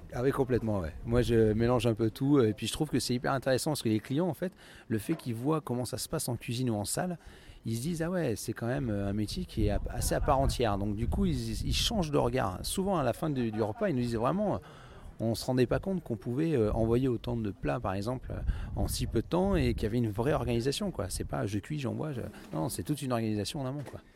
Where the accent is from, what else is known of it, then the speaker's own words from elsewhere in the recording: Limousin, Nouvelle-Aquitaine, France; moved away as an adult; also born or lived in England / Paris; now in Villejuif, France; je suis originaire du Limousin. Euh, j'ai fait mon école hôtelière hein, dans le Limousin